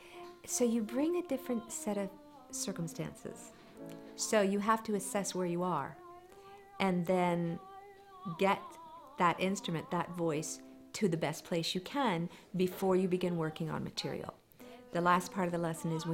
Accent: McLean, Virginia, United States; moved away as an adult; also born or lived in Cincinnati, Ohio / New York; I grew up in McLean, Virginia

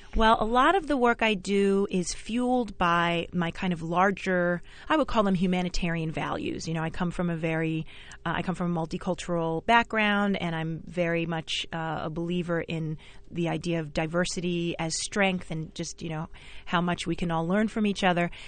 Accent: New York City, New York, United States; also born or lived in Bayside, Queens; I grew up in Flushing and Jamaica

